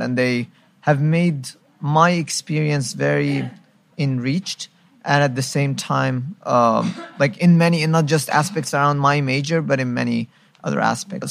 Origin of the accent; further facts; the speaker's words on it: Egypt; now in Qatar; I'm from Egypt